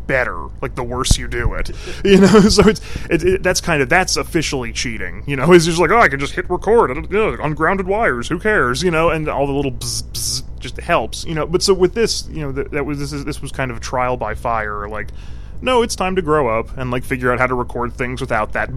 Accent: New Jersey, United States; I grew up in New Jersey

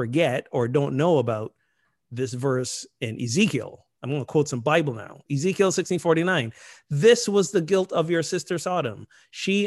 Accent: Barbados; my home country, Barbados

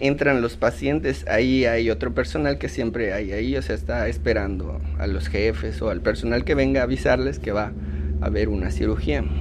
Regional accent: Yucatán, Mexico; soy yucateco orgullosamente

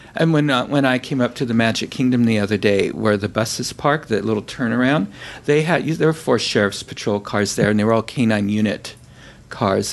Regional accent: San Francisco, California, United States; Carol and I grew up in San Francisco

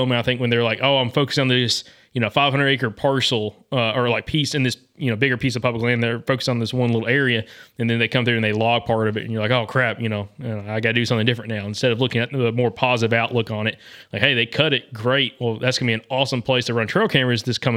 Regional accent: the South, United States; as a Southerner

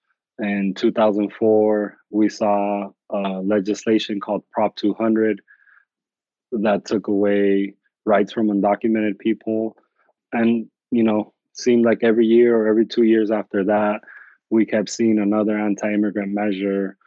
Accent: Arizona, United States; I grew up undocumented in Arizona

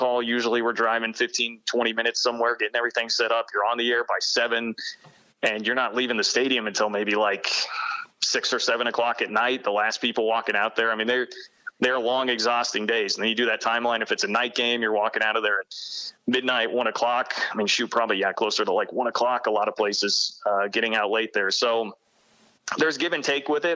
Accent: Kansas City, United States; moved away as an adult; also born or lived in Manhattan, Kansas; I grew up in Kansas City. I wanted to be back

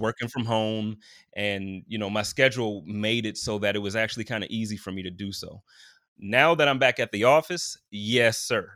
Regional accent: Buffalo, New York, United States; moved away as an adult; now in Indianapolis, United States; growing up in Buffalo

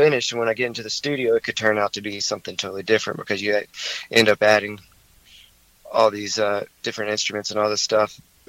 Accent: High Point, North Carolina, United States; also born or lived in Greensboro; I grew up in High Point, so, you know, I've lived all over the place, but for most of my life I've lived in High Point in Greensboro.

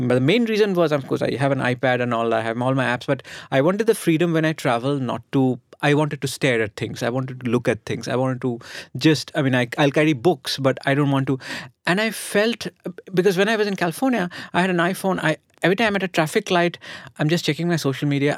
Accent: Kolkata, West Bengal, India; one of my childhood memories of growing up in Calcutta is traffic jams.

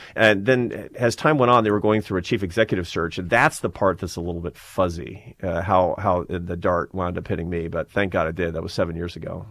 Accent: Seattle, Washington, United States; moved away; I'm from Seattle, Washington. I'm from a, a liberal Democratic family in Seattle, Washington

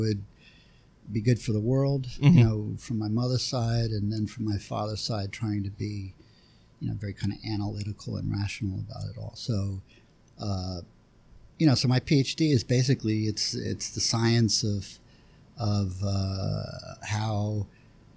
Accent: Philadelphia, Pennsylvania, United States; I grew up in West Philly

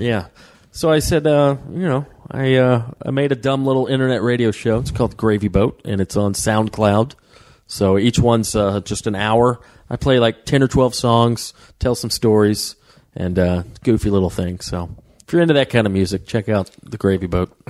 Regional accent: Waleska, Georgia, United States; now in Los Angeles, United States; it was rural area, North Georgia, yeah. uh, way up in Waleska, Georgia.

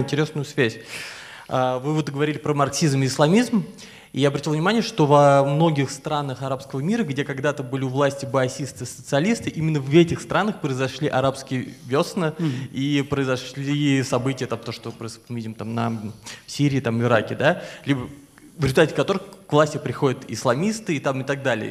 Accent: Russia; now in Kazakhstan; я, как и вы, россиянин

